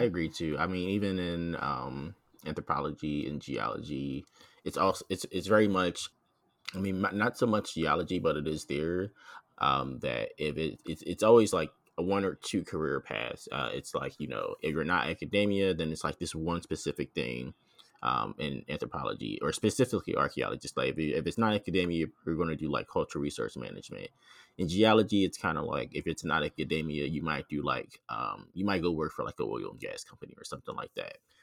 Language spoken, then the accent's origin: English; Philadelphia, Pennsylvania, United States; Philadelphia, 'cause that's actually where I'm from.